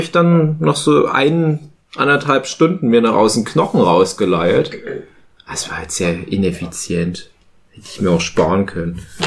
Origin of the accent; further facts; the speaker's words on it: Erzgebirge, Saxony, Germany; bin ja auch aus dem Erzgebirge